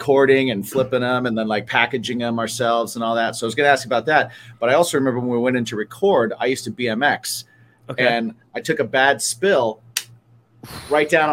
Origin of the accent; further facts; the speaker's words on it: Indiana, United States; now in New York, United States; I grew up in Indiana, and we're in New York now, but I grew up in Indiana.